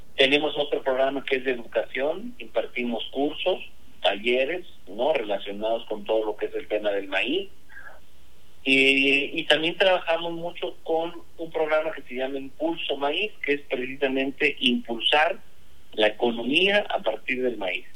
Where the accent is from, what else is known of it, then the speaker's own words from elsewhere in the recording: Mexico; Yo como buen mexicano, pues toda mi vida he consumido tortillas